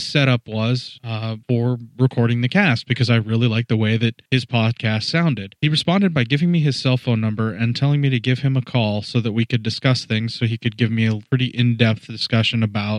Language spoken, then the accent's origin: English; Pennsylvania, United States; moved away; I was originally from Pennsylvania as well